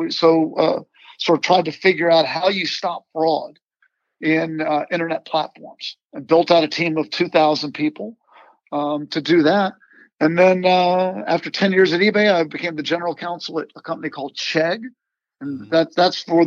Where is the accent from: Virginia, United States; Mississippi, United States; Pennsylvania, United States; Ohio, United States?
Virginia, United States; I grew up in Virginia